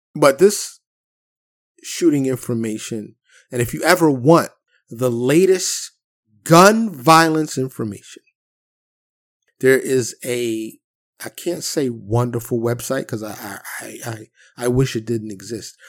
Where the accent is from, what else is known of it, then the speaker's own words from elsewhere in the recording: New York City, New York, United States; I grew up in Harlem in the South Bronx.